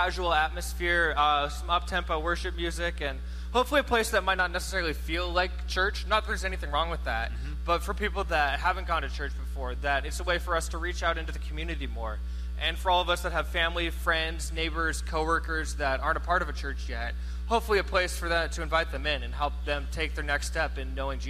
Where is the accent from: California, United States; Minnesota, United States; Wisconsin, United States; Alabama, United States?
California, United States; San Jose; now in Stockton, United States; I grew up in San Jose, and I came out to Stockton to go to University of the Pacific.